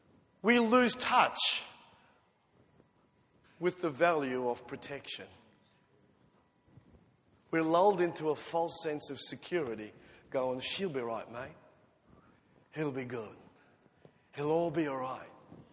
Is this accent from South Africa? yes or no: yes; South Africa; moved away; When I immigrated from South Africa to here, one of the first things I noticed was that there were no fences, no gates, and no burglar bars on the windows.